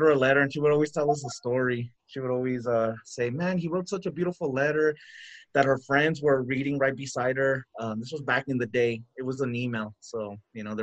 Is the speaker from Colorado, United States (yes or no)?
no; El Paso, Texas, United States; I'm from El Paso, right? The border town